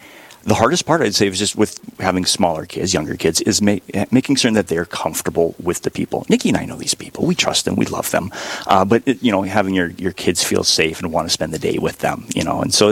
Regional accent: Sandstone, Minnesota, United States; moved away as an adult; now in Duluth, United States; I'm from the diocese originally, from Sandstone, which is about an hour south of Duluth, and came up to Duluth for college, and I found a job, never left.

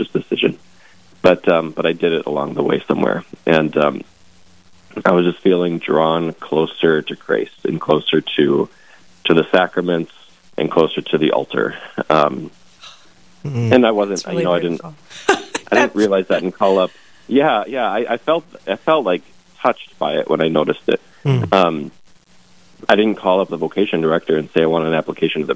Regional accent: New Rockford, North Dakota, United States; I grew up in New Rockford, kind of the central part of the Fargo diocese

